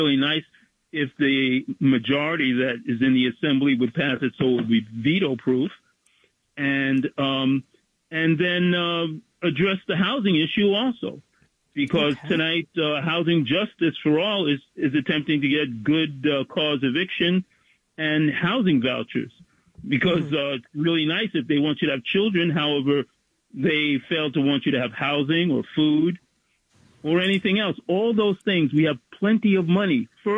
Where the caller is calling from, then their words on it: Bronx, New York, United States; Bronx, New York.